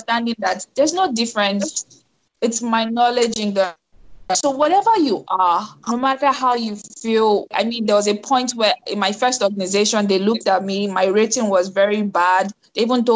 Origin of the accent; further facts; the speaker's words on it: Nigeria; moved away as an adult; Me being Nigerian